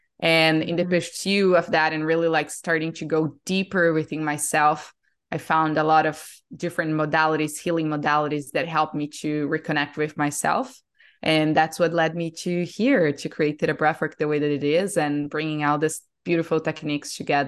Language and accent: English; Brazil; moved away as an adult; now in Austin, United States; I am born and raised in Brazil. I was there my whole life and end up here in the US because of my now husband, who is American.